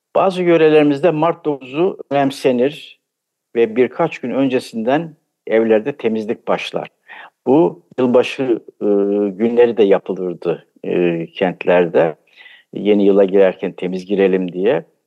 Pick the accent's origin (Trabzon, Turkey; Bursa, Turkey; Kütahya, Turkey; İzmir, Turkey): Trabzon, Turkey; ben 1953 yılında Trabzon'da doğdum. Bütün eğitim Trabzon'da geçti.